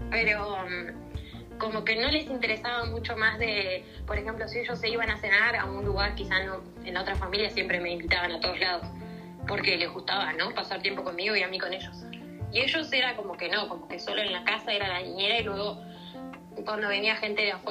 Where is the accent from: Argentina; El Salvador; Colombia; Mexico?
Argentina; also born or lived in Vienna, Austria; digo, nosotros en Argentina, Uruguay tienes mucha relación con Europa, ¿no?